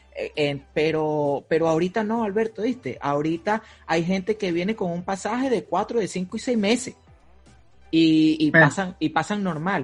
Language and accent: Spanish; Venezuela; moved away as an adult; now in United States